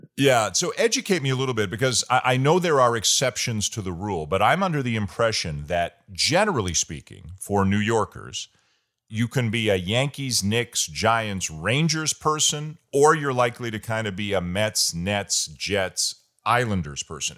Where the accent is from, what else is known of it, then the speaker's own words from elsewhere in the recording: Toronto, Ontario, Canada; I'm from Toronto and I'm a Maple Leafs fan